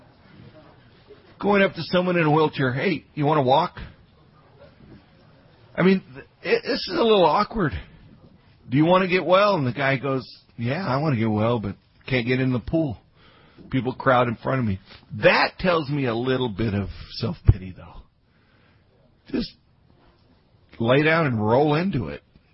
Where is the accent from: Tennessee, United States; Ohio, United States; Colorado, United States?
Colorado, United States; Grand Junction; I grew up in Grand Junction, Colorado.